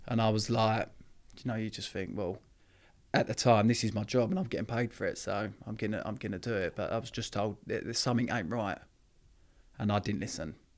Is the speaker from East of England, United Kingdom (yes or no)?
yes; Epping, East of England, United Kingdom; also born or lived in Harlow; I was brought up in a little town, Epping, which is in Essex.